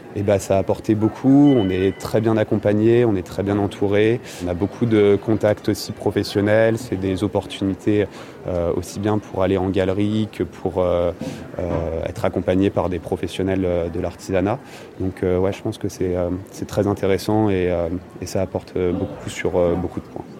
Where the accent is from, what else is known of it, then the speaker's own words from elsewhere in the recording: Le Havre, Normandy, France; je suis originaire du Havre. J'ai beaucoup été baigné dans le, dans le sport nautique.